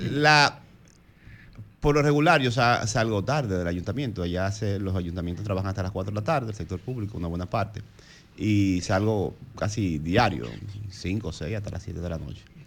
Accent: Santo Domingo Este, Distrito Nacional, Dominican Republic; San Isidro el Bonito, de donde soy

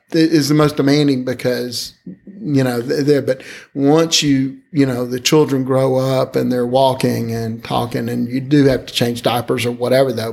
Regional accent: Alabama, United States; I'd only really been a member of one church when I grew up in Alabama

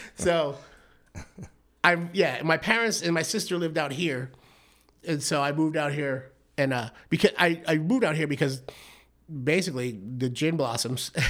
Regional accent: Brockton, Massachusetts, United States; moved away as an adult; also born or lived in Bedford, Massachusetts / Rocky Point, Mexico; now in Arizona, United States; I grew up in Massachusetts

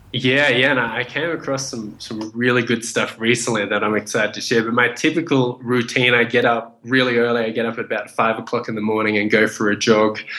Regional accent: Australia; also born or lived in Vietnam / Indonesia; I was born in Vietnam. My family fled the country after the Vietnam War, and we made it to a refugee camp in Indonesia where we stayed for about one year. And from there, we got accepted into Australia. And I grew up in Australia

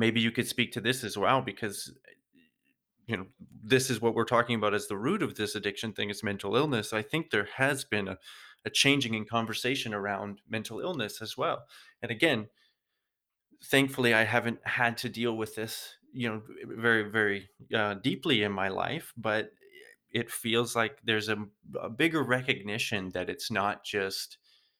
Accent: Canada; moved away as an adult; now in Germany; I'm living here now in Germany. I'm originally from Canada

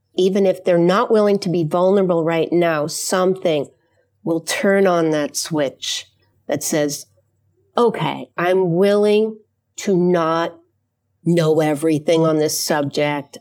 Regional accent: New York, United States; now in Mount Prospect, United States; I'm from New York originally, but now living in a suburb of Chicago called Mount Prospect

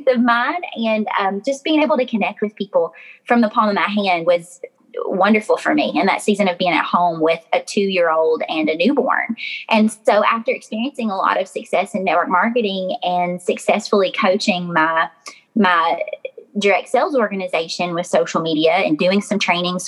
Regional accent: Glasgow, Kentucky, United States; my accent sounds like cornbread. So to be honest, I'm from Glasgow, Kentucky

